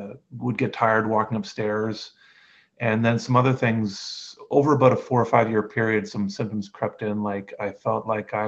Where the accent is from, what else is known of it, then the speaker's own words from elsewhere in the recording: Canada; I'm Canadian and I'm 49 now